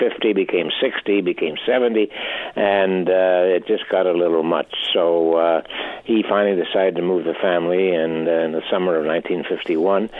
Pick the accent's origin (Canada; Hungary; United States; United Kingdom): Canada; Regina, Saskatchewan; moved away; also born or lived in Montreal; I grew up with them in Regina.